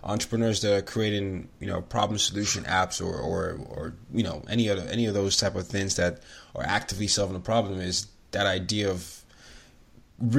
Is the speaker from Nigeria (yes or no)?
yes; Nigeria; I come from Nigeria